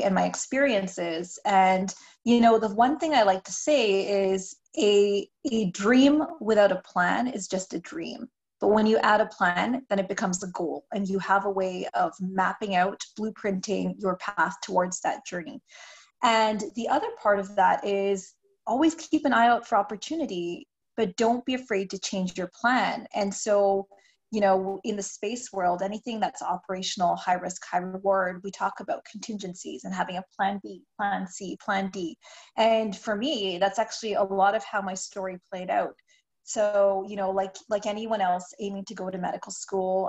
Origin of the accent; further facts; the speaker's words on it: Canada; I'm Canadian